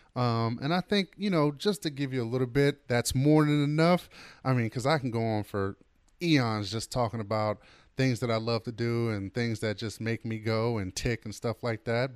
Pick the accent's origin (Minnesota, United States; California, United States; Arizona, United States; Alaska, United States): California, United States; Oakland; as a kid growing up in Oakland